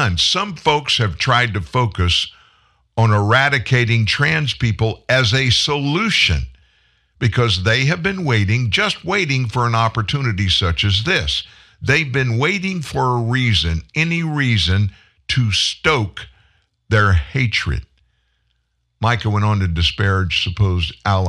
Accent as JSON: {"language": "English", "town": "Lafayette", "region": "Louisiana", "country": "United States", "tie": "born or raised there", "also_born_or_lived": "Franklin, Louisiana / Shreveport, Louisiana", "said": "I grew up in Lafayette, Louisiana."}